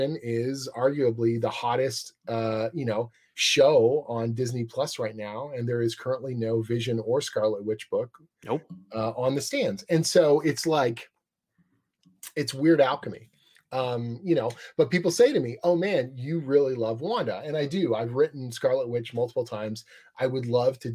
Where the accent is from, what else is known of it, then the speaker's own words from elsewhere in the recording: Canada; I'm Canadian